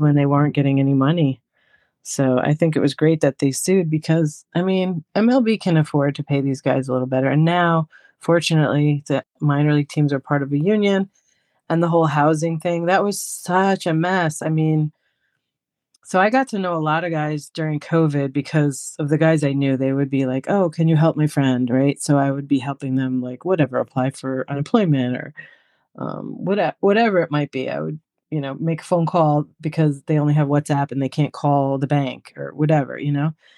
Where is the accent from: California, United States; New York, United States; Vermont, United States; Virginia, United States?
New York, United States; I'm from New York